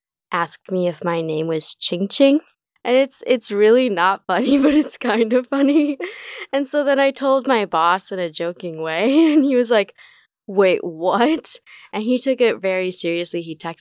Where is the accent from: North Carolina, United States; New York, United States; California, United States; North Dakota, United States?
North Dakota, United States; Fargo; also born or lived in China / Vermont / Colorado; Oh, I'm from Fargo. But I go to school in Vermont because that's where I used to go.